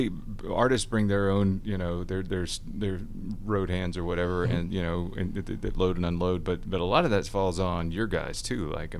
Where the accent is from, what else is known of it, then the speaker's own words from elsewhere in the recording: Deep South, United States; I grew up in the Deep South